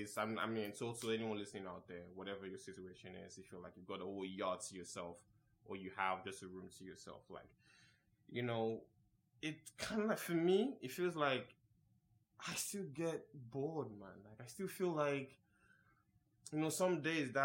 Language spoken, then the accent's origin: English; Nigeria; I was born in Nigeria